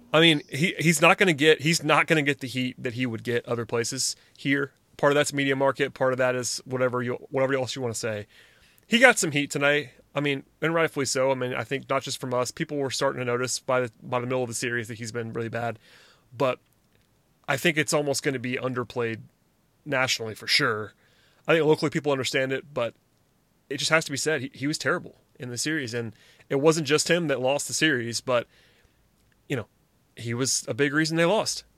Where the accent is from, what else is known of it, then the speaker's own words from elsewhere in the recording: Gwinnett County, Georgia, United States; I'm from Gwinnett County, and I watched Brian McCann play in high school, and I went to high school with Jeff Francoeur